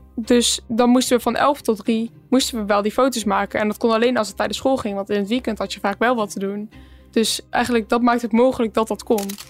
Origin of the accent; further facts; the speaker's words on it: Empel, North Brabant, Netherlands; we komen ook uit Empel